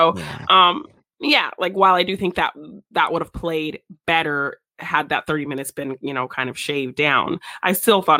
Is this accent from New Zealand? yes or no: no; United States; I'm not an American, but I am American raised for a big chunk of my life